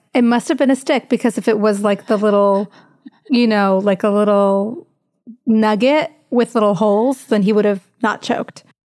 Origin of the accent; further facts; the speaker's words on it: Greensboro, North Carolina, United States; also born or lived in Tuscaloosa, Alabama; raised in North Carolina